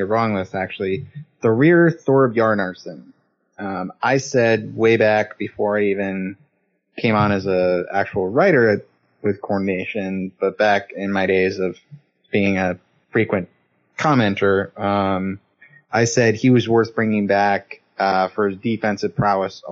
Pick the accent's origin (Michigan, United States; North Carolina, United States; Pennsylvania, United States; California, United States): Michigan, United States; Northern; I'm from Northern Michigan